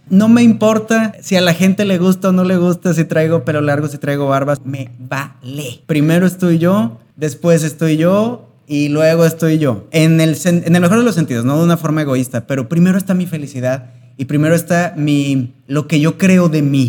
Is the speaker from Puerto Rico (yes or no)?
no; Mexico; como mexicanos y latinos en general tenemos una mezcla